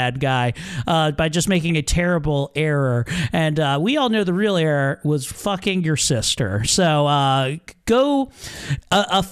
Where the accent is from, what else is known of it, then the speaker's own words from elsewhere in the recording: Baltimore, Maryland, United States; accent: Baltimore; I turn on my Baltimore accent when I see cool things, because that's how dullards talk, and I love that about my heritage